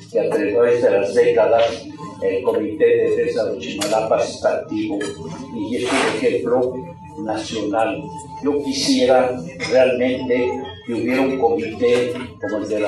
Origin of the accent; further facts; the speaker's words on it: Michoacán, Mexico; Yo soy de Michoacán